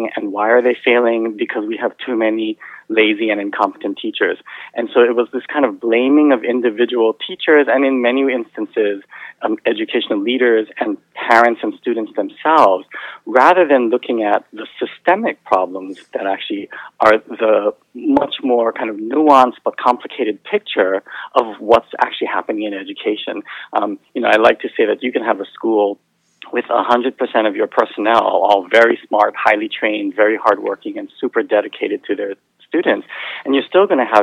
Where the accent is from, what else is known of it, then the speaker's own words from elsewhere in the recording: Hawaii, United States; moved away; So I grew up in Hawaii, and my mother was actually a teacher